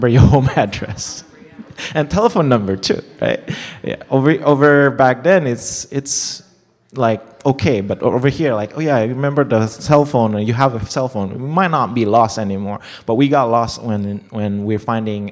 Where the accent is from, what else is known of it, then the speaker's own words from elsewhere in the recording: Jakarta, Indonesia; moved away; I grew up in Indonesia, so back in this capital, we have a mall